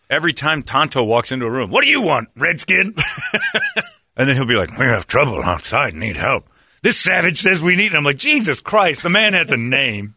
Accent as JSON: {"language": "English", "town": "Philadelphia", "region": "Pennsylvania", "country": "United States", "moved": "yes"}